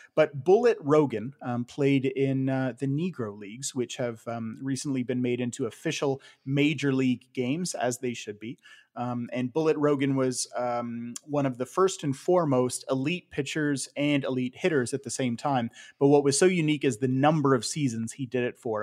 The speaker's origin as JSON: {"language": "English", "region": "Ontario", "country": "Canada", "tie": "born or raised there", "said": "you and I growing up in Ontario"}